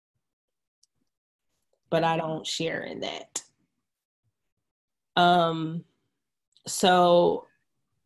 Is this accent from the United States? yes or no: yes; Stone Mountain, Georgia, United States; moved away as an adult; now in California, United States; I grew up in Atlanta. So race is big in Georgia. You know, I grew up in Stone Mountain